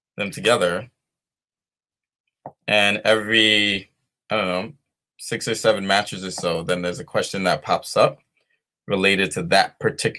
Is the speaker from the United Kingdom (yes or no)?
no; New York, United States; I'm born and raised in New York